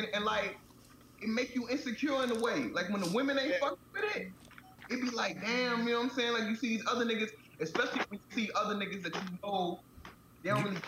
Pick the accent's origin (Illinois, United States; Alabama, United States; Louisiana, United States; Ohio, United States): Illinois, United States; Chicago; moved away; also born or lived in Tampa; coming from Chicago, like when I was still growing up in Chicago, I don't know what it looked like today, but when I was growing up, it was still mad segregated.